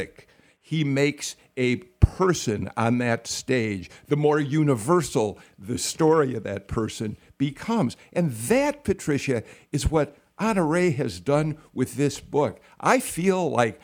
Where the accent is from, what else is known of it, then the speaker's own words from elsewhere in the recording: Chicago, Illinois, United States; moved away as an adult; I grew up in Chicago. I worked in Chicago